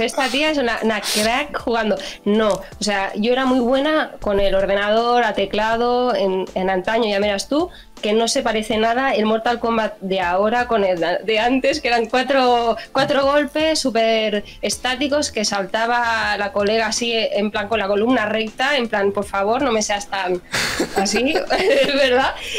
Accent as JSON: {"language": "Spanish", "town": "Barcelona", "region": "Catalonia", "country": "Spain", "said": "soy de Barcelona"}